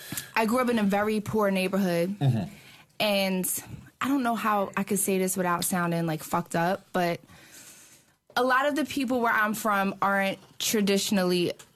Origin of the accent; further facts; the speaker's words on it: Philadelphia, Pennsylvania, United States; I was born and raised in Broad and Ellsworth.